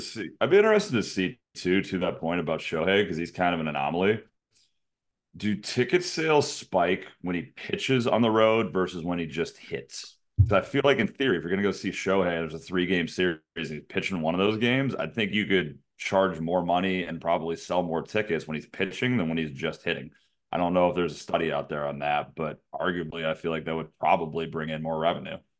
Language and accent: English; United States; we're American